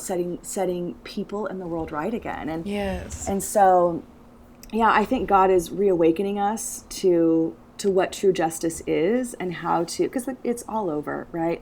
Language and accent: English; United States; I'm American